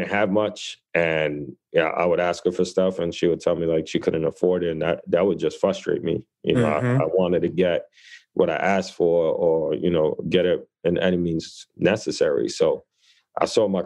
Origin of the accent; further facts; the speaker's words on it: New York City, New York, United States; I grew up in the Lower East Side of New York City. So my mom immigrated from the Dominican Republic, pregnant with me, and we came to this neighborhood